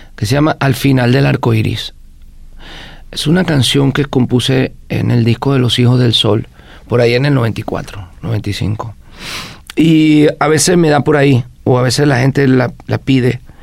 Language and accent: Spanish; western Venezuela, Venezuela; es del occidente del país donde me crié, en Venezuela